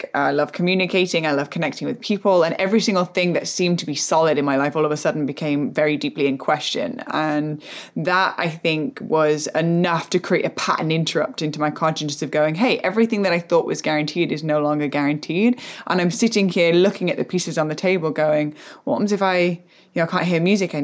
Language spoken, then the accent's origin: English; England, United Kingdom; moved away as an adult; also born or lived in United States; born and raised in England, and then going through like went to America